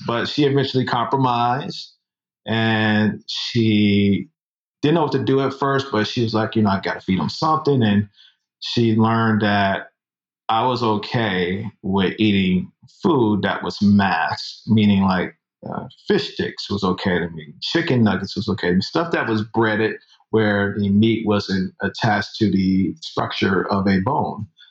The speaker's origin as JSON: {"language": "English", "town": "Chicago", "region": "Illinois", "country": "United States", "tie": "born or raised there", "also_born_or_lived": "Minnesota / Florence, Colorado", "moved": "as an adult", "lives_now": "Atlanta, United States", "said": "I was uh, born in Chicago and raised in Chicago, heart of the Midwest"}